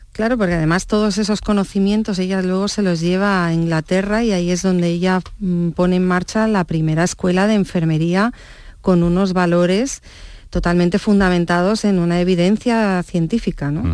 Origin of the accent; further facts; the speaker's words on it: Barcelona, Catalonia, Spain; also born or lived in Stratford-upon-Avon, England; yo ya me he criado en Barcelona